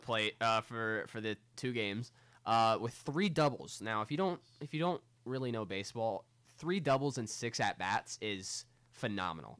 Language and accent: English; United States; I'm an American